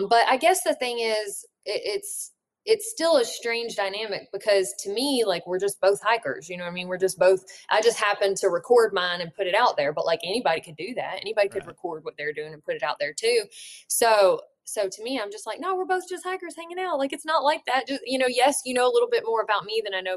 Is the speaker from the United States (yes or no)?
yes; Alabama, United States; also born or lived in Colorado; I should have spent more time in my home state